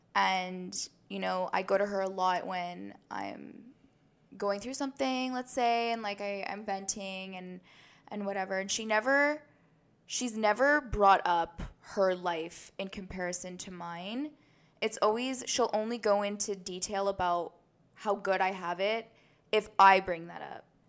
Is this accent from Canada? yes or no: yes; Canada; We're proud Canadians